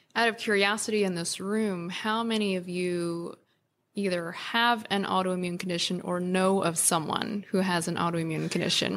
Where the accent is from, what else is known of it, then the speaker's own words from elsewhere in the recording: New York, United States; growing up in New York